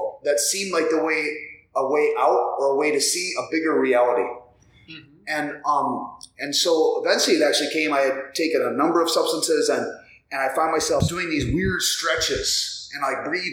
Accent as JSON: {"language": "English", "region": "South Dakota", "country": "United States", "tie": "born or raised there", "moved": "as an adult", "lives_now": "Minneapolis, United States", "said": "I grew up in South Dakota, graduated high school in 1993."}